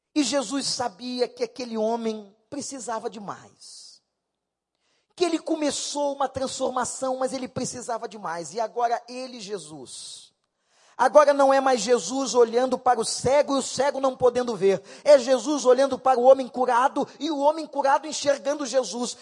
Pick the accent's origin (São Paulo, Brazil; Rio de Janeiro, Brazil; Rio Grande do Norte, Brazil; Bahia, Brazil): Rio de Janeiro, Brazil; Eu morei lá. Fui criado na Rua Barão.